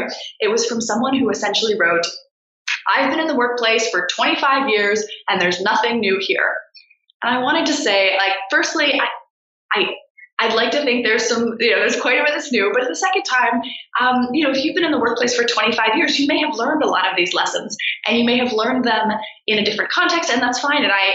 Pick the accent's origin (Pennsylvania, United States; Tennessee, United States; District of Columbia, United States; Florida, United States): District of Columbia, United States; D.C.; I grew up outside of Washington, D.C.